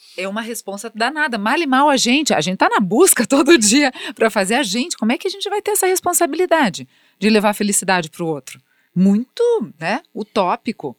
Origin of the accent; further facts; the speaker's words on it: Brazil; como brasileiros